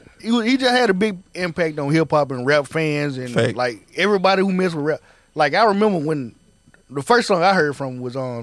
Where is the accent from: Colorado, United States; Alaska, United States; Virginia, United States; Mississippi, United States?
Mississippi, United States; Grenada; moved away; Anybody I told I was from Grenada, they asked, I lived on a farm.